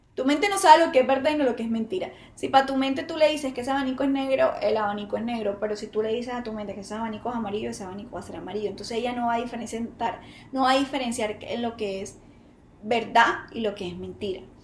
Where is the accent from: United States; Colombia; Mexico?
Colombia; Bogotá, Barranquilla, Bogotá, Bogotá, Buenaventura, aquí en mi país